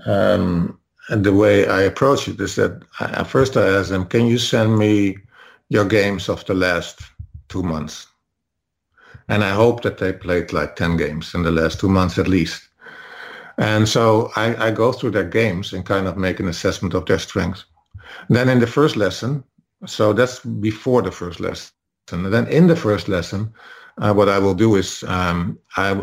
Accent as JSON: {"language": "English", "country": "Netherlands", "said": "I'm Dutch, so I'm from the Netherlands"}